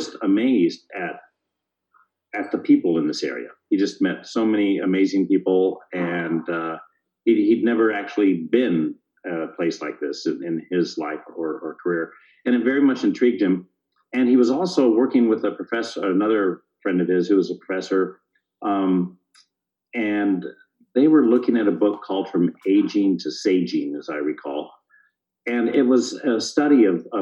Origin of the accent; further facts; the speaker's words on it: California, United States; also born or lived in Bay Area / Central Valley / Mendocino County; now in Nevada County, United States; I'm a California native, born and raised in this state, and moved to Nevada County in 1991 after growing up in the Bay Area and Southern California